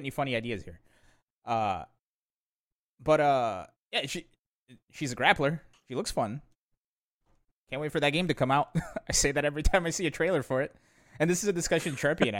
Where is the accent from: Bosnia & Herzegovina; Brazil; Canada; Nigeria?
Brazil; now in United States; I was born in Brazil.